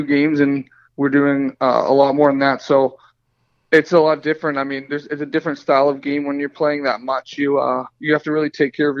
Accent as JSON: {"language": "English", "town": "Pittsburgh", "region": "Pennsylvania", "country": "United States", "tie": "born or raised there", "said": "Growing up in Pittsburgh"}